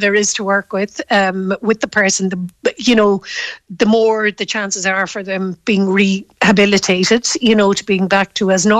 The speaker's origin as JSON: {"language": "English", "town": "Galway", "region": "Connacht", "country": "Ireland", "tie": "born or raised there", "said": "when I was growing up in Galway"}